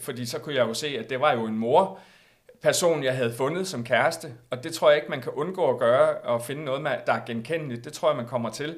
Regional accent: Aarhus, Central Denmark Region, Denmark; moved away; jeg valgte jo så at flytte på det tidspunkt øh, her, altså til Jylland, til Aarhus, mm. hvor jeg kommer fra oprindeligt

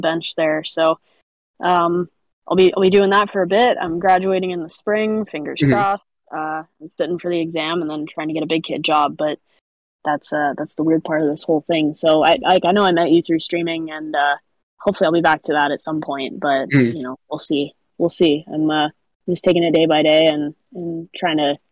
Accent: Arizona, United States; born or raised there

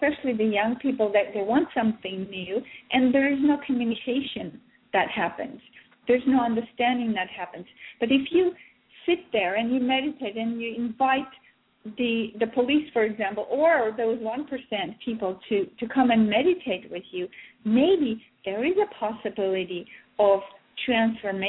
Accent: Russia; I was born in Soviet Russia

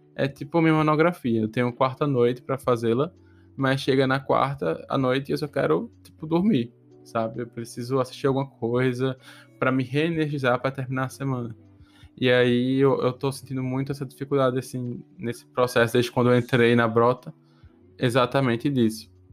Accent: Potiguar, Rio Grande do Norte, Brazil; moved away; Eu sou a única pessoa do Nordeste, tipo, Portugal, assim, Potiguar, que mora aqui

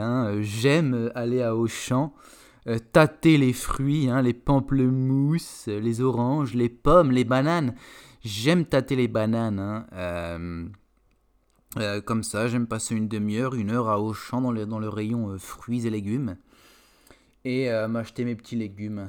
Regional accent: France; en tant que Français

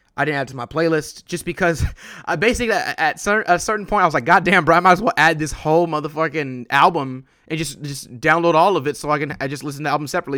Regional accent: West Coast, United States; I'm from the West Coast

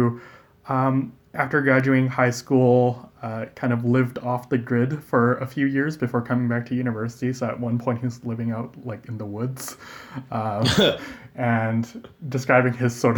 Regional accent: Calgary, Alberta, Canada; moved away as an adult; now in Lethbridge, Canada; growing up in Calgary

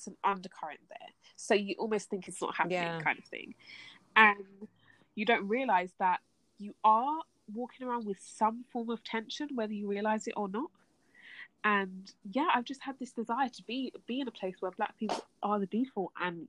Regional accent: London, United Kingdom; I grew up in London all my life.

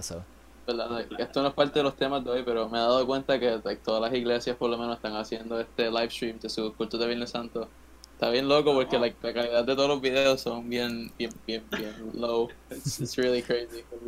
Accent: Puerto Rico; nuestra responsabilidad como ciudadanos puertorriqueños

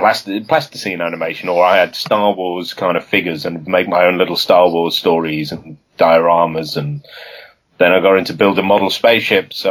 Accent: Liverpool, North West England, United Kingdom; moved away; as a kid, I'm from Liverpool originally

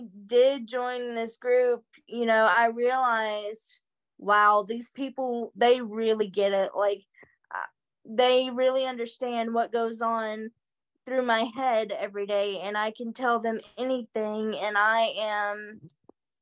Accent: Murray, Kentucky, United States; I'm from Murray, Kentucky

